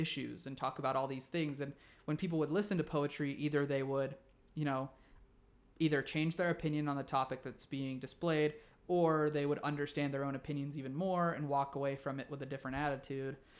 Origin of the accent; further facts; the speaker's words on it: Utah, United States; I grew up here in Utah